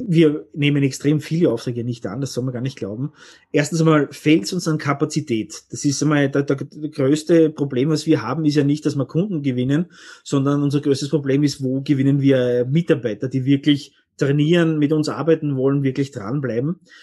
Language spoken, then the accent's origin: German; Austria; bei uns in Österreich